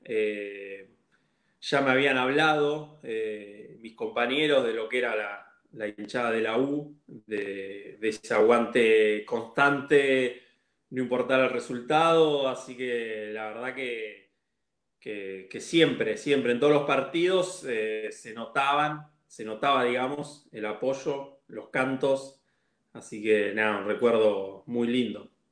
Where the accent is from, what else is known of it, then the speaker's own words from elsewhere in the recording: Pehuajó, Buenos Aires Province, Argentina; moved away as an adult; now in Buenos Aires, Argentina; yo jugué en, mi pueblo, que es Peguajó que es a cuatro horas de, Capital Federal. Es un pueblo chiquito y jugué ahí hasta los 18 años